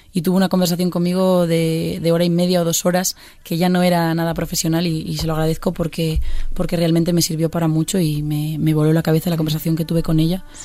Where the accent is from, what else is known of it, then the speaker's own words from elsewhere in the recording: Pontevedra, Galicia, Spain; now in Madrid, Spain; yo soy de Pontevedra y es una ciudad, pero realmente somos 45.000 habitantes